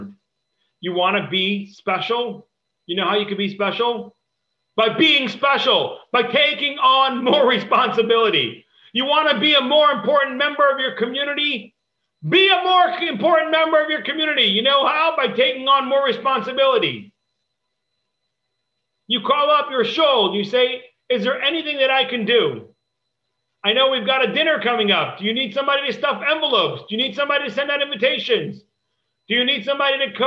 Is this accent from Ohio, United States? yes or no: yes; Cleveland, Ohio, United States; I grew up in Cleveland